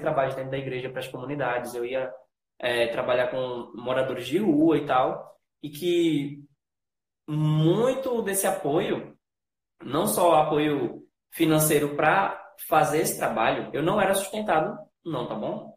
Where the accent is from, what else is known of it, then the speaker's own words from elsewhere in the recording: Recife, Pernambuco, Brazil; eu não só sou brasileiro, eu sou nordestino. Eu sou aqui do Recife